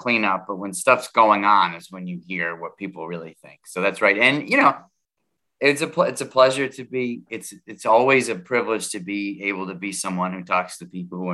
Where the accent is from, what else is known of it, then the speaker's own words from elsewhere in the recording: New York, United States; I grew up in New York State.